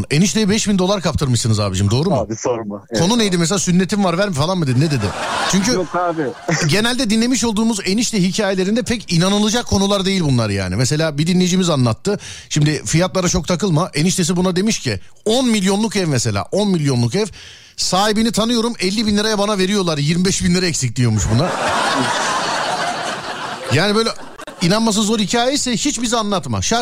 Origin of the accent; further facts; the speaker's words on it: Ankara, Turkey; Neredensiniz abicim siz? Ankara abi. Ankara'dan.